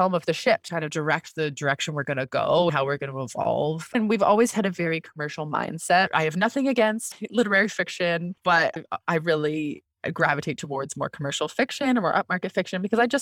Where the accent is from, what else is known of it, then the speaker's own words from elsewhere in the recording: Canada; also born or lived in London, United Kingdom; I'm Canadian